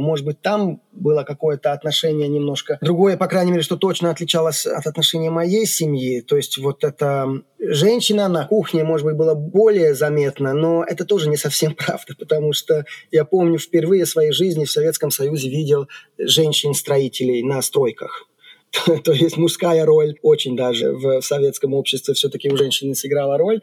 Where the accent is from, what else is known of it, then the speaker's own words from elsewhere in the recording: Székesfehérvár, Fejér, Hungary; Russian is a second language; Я вырос не в Будапеште, а в Секешфейерваре